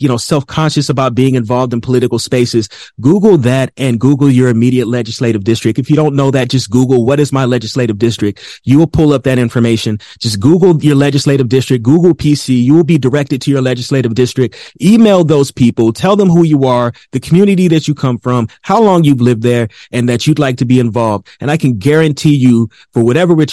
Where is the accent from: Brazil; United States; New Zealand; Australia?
United States; Phoenix, Arizona; I am an MC from Phoenix, Arizona